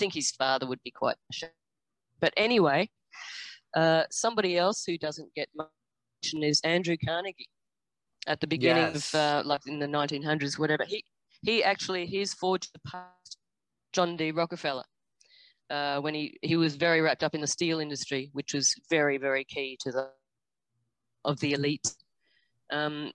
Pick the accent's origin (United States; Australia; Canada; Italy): Australia; I'm from Australia